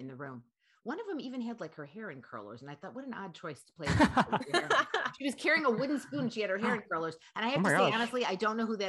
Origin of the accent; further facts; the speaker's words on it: Detroit, Michigan, United States; moved away as an adult; also born or lived in Chicago, Illinois; now in California, United States; I was born and raised in Detroit, Michigan, and I lived in Chicago from like 1986 to probably 2001.